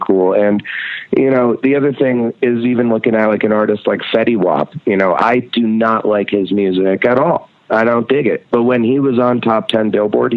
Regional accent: Red Hook, New York, United States; also born or lived in Rhinebeck, New York; I was born in Rhinebeck, New York, and grew up in Red Hook, New York. It's a part of the Hudson Valley

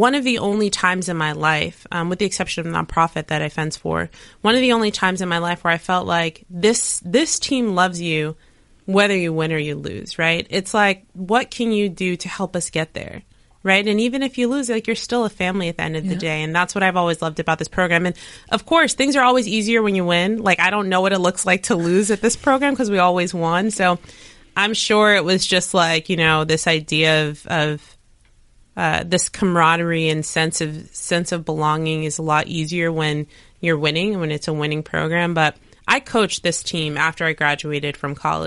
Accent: Maplewood, United States; born or raised there; moved away

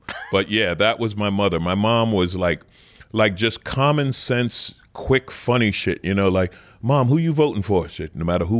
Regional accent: New York City, New York, United States; I grew up in Queens.

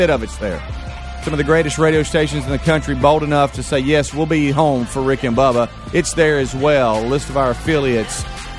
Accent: Gulf Coast, United States; growing up on the Gulf Coast.

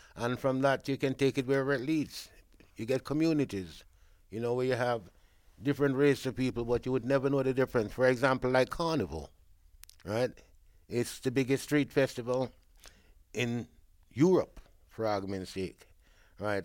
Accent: Jamaica; now in Brent, London, United Kingdom; being a Jamaican

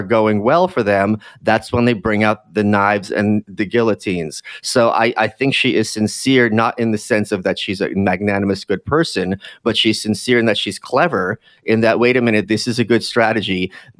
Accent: New York, United States; Like, of what relevance is that to me as a New Yorker if literally everyone in Oklahoma is murdering each other

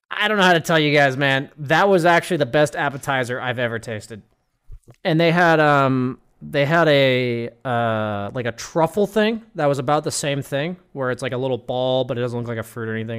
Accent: Arizona, United States; moved away; I grew up in Arizona

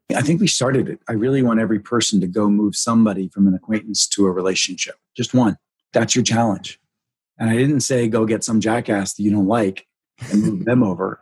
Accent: Pittsburgh, Pennsylvania, United States; moved away; I came from Pittsburgh, you know, my mom happened to be Methodist, my dad's family was Catholic, but very Roman Catholic sort of upbringing

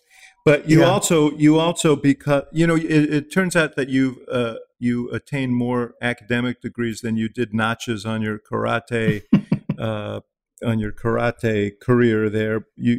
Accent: New York City, New York, United States; When I was 11 years old, I grew up in New York City.

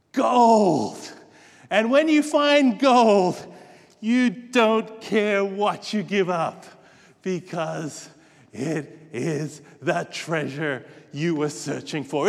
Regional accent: Australia; moved away; Australia, in my home state there

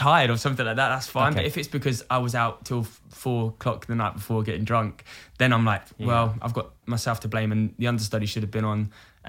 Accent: Brighton, South East England, United Kingdom; born or raised there

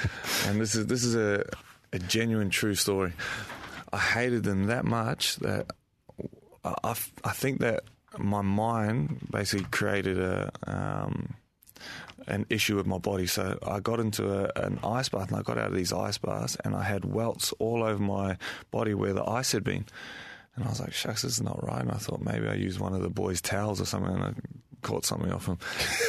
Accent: Brisbane, Queensland, Australia; I come from Brisbane and Queensland, and like some of the facilities that we have there are very old and dated.

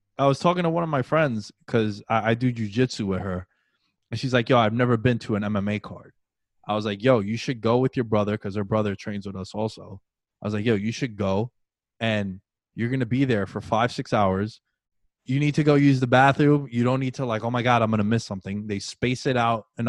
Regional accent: New York City, New York, United States; Coming from a dude who was born and raised in New York City

